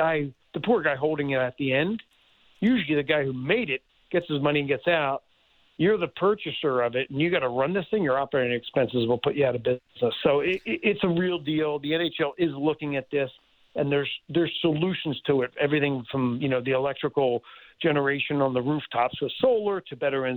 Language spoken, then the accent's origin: English; Philadelphia, Pennsylvania, United States; I grew up in Philadelphia